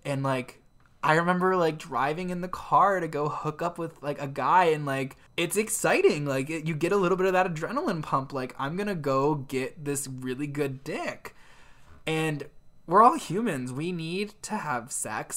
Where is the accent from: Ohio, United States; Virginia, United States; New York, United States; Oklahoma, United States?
Ohio, United States; growing up in Ohio was even harder